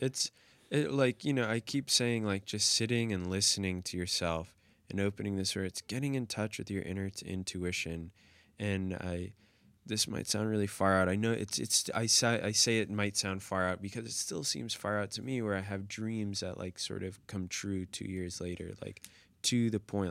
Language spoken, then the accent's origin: English; United States; growing up in the United States